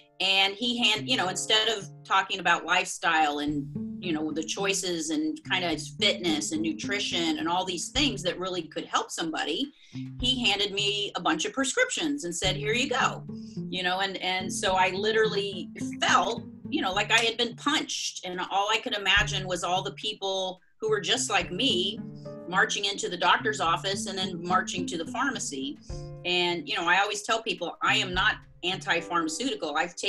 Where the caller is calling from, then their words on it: South Florida, United States; Yes, I am calling you from South Florida. So I'm in between Fort Lauderdale and Palm Beach